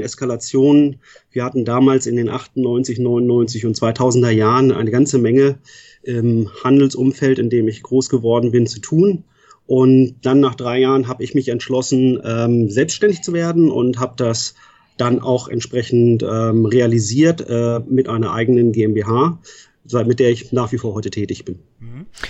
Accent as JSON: {"language": "German", "region": "Northern Germany", "country": "Germany", "tie": "born or raised there", "also_born_or_lived": "Frankfurt / Münster", "moved": "as an adult", "said": "Ich bin in Norddeutschland groß geworden"}